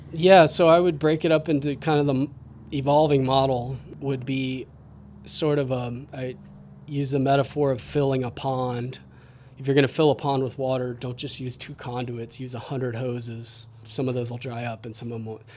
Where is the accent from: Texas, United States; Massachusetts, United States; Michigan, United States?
Texas, United States; Houston; moved away as an adult; also born or lived in Austin, Texas / Northern California; now in Whidbey Island, United States; I grew up in Houston and then moved to, spent most of my adult life in Austin.